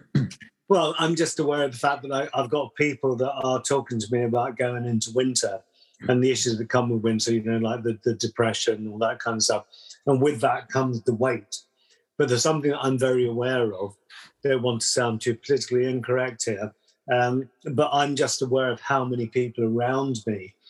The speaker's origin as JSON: {"language": "English", "region": "London", "country": "United Kingdom", "tie": "born or raised there", "moved": "yes", "said": "I was brought up in London"}